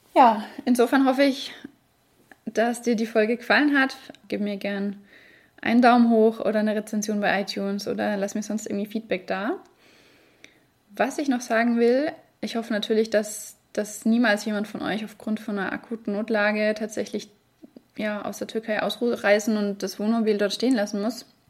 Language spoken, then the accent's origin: German; Germany; bei uns in Deutschland